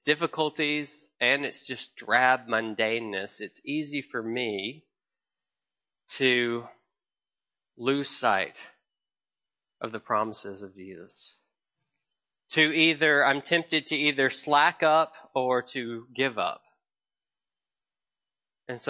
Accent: the South, United States; as a Southerner who grew up loving and watching

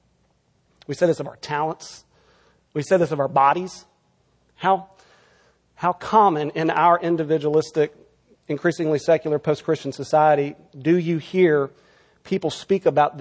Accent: Texas, United States; now in California, United States; my home state of Texas

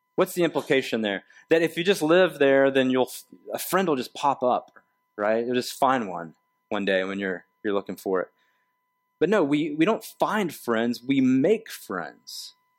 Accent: the South, United States; moved away; I grew up in the South where we have this, like, um, second person plural, y'all

